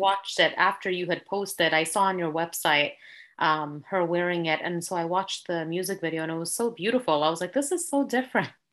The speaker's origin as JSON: {"language": "English", "area": "Bay Area", "region": "California", "country": "United States", "tie": "born or raised there", "also_born_or_lived": "Sacramento, California", "said": "I was born and raised in the Bay Area, California, and currently reside in Sacramento, the capital"}